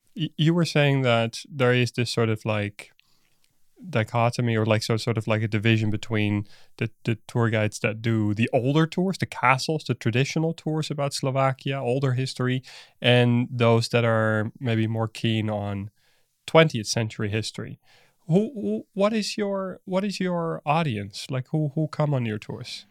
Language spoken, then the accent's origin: English; Netherlands; now in Berlin, Germany; I'm Dutch myself, so I'm not from Berlin